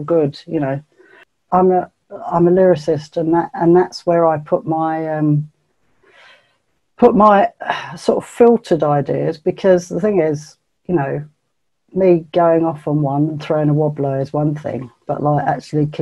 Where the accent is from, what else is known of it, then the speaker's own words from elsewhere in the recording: England, United Kingdom; I'm English, mate. I'm English